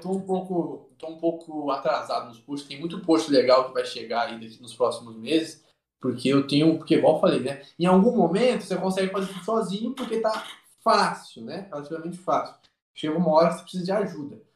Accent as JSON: {"language": "Portuguese", "town": "Rio Branco", "region": "Mato Grosso", "country": "Brazil", "tie": "born or raised there", "said": "Quando eu era criança, eu morei em Rio Branco, no Mato Grosso."}